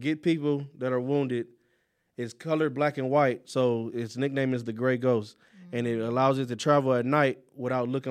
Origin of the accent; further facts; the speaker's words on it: Long Beach, California, United States; I'm from Long Beach.